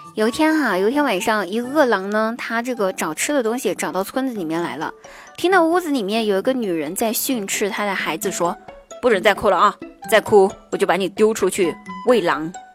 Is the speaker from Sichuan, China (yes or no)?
yes; Sichuan, China; accent: Sichuan accent; 明明知道我的广东话说的是非常的好，怎么一口四川腔啊